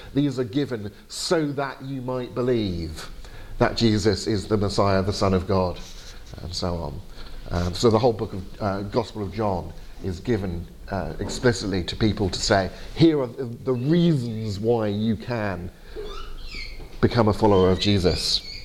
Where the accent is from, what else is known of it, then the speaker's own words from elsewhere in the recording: England, United Kingdom; my fault for being English